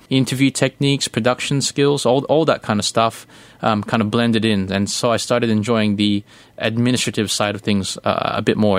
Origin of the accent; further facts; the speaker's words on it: Australia; also born or lived in Manila, Philippines; I was born in Manila, but I grew up mostly in Australia. So I was roughly about 2 years. When I was 2 years old, I moved to Melbourne, Sydney, Melbourne, then Adelaide.